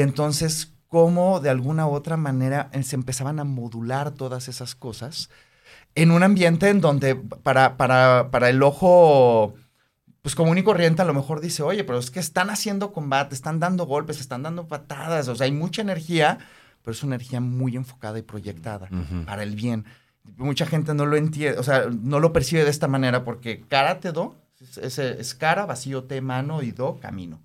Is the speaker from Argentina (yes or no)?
no; Mexico City, Mexico; moved away; Yo soy originario de la Ciudad de México. Este, crecí allá